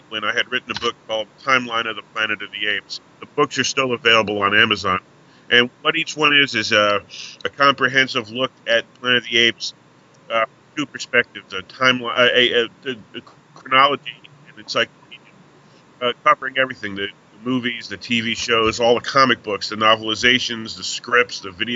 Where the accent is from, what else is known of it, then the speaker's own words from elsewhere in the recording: New York, United States; I'm from New York, and when I grew up watching what was called the 4:30 movie.